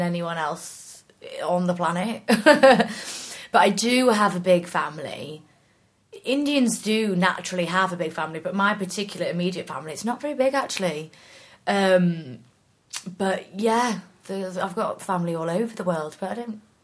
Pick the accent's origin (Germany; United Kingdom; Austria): United Kingdom; Norwich, East of England; also born or lived in York; now in South of England, United Kingdom; I'm actually from Norwich.